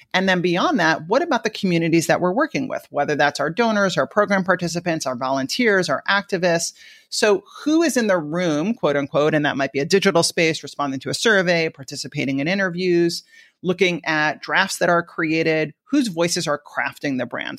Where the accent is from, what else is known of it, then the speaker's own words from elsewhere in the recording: Long Island, New York, United States; accent: New York; moved away; also born or lived in Washington, D.C. / San Francisco; I grew up in the suburbs of New York in an area called Long Island